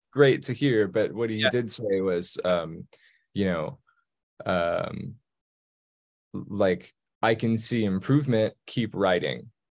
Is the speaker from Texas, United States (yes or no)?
yes; Texas, United States; moved away as an adult; being from Texas, growing up in Texas.